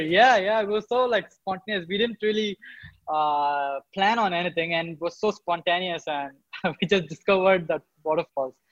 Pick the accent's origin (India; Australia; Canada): India; in India, I was born and brought up in a town which is a small town.